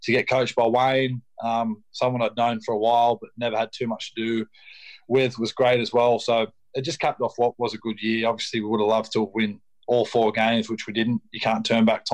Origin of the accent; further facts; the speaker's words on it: Mirrabooka, Western Australia, Australia; moved away as an adult; now in Wigan, United Kingdom; I'm born and raised in Australia